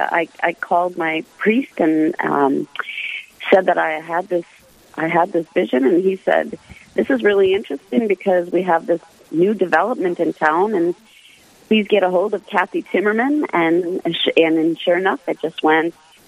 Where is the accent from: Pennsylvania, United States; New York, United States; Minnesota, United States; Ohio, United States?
Minnesota, United States; Hibbing; moved away; I was born and raised in Hibbing and left the range